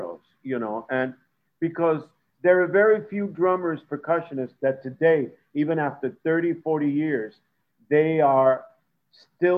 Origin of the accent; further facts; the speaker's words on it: New York City, New York, United States; moved away; I'm from New York City